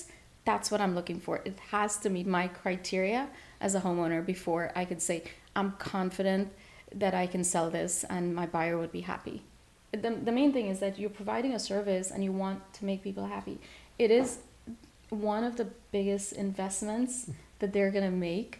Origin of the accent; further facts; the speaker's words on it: New York City, New York, United States; also born or lived in Guyana / Queens; I'm originally from Guyana. And I always have to say that because I'm an immigrant. At the end of the day, I came from a third world country and my parents worked really hard. And I was raised in Bushwick, Brooklyn.